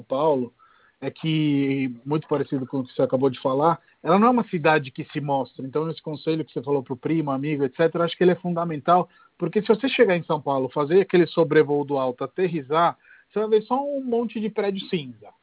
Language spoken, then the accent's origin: Portuguese; Rome, Lazio, Italy; Portuguese is a second language; moved away as an adult; now in Brazil; cresci em Roma e hoje o nível de apreciação que eu tenho por Roma é superior àquele que eu tinha quando era moleque